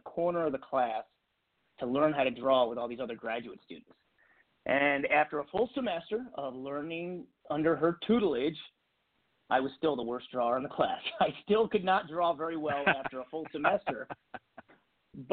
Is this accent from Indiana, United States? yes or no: no; New Jersey, United States; moved away as an adult; also born or lived in Lansing, Michigan; now in Michigan, United States; I'm from New Jersey and, you know, went to school out on the East Coast.